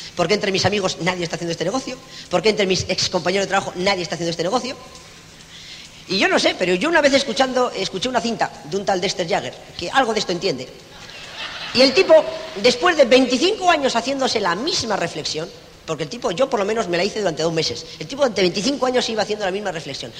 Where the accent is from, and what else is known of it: Spain